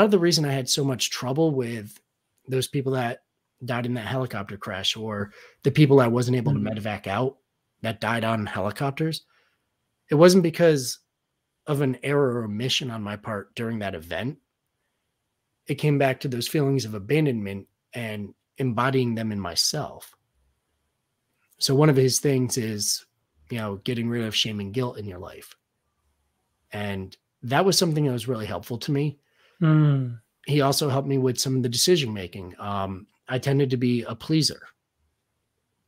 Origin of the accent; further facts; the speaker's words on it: Connecticut, United States; In my hometown, we have, it's a company called Levine's Automotive. They have like 20 locations in Connecticut.